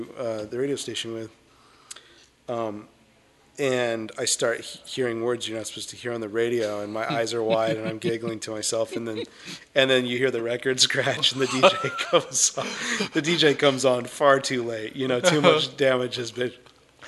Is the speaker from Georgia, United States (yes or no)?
no; Camarillo, California, United States; I'm a Southern California guy. I grew up in a city called Camarillo